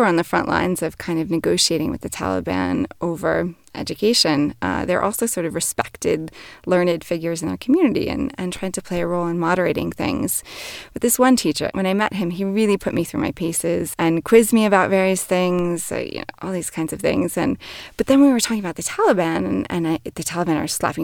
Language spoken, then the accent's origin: English; New York, United States; as a New Yorker. We're very direct people